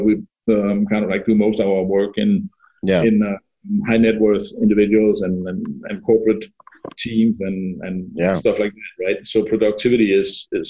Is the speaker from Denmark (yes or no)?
yes; Denmark; accent: Danish; moved away; I'm obviously from Denmark